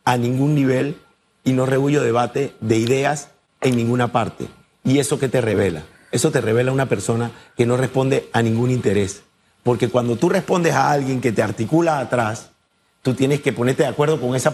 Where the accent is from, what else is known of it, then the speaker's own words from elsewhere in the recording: Panama; Somos panameños antes que cualquier cosa.